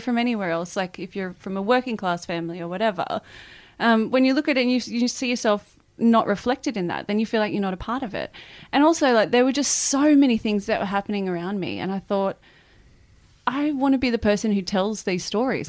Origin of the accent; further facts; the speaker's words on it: Muswellbrook, New South Wales, Australia; moved away; that's where I grew up, in Musselbrook